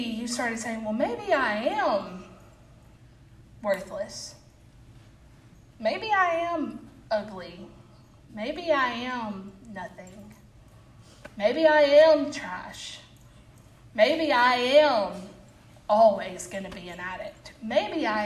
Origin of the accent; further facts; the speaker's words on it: Albertville, Alabama, United States; I'm from Albertville, but I am a church member at Boaz